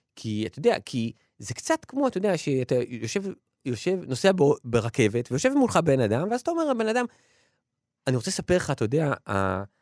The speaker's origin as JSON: {"language": "Hebrew", "town": "Ramat Gan", "region": "Tel Aviv District", "country": "Israel", "tie": "born or raised there", "said": "אני לא גדלתי במשפחה, אני גדלתי ב... ב... בקרב חבורת אה, פרטיזנים שהתחבא ביערות של רמת גן"}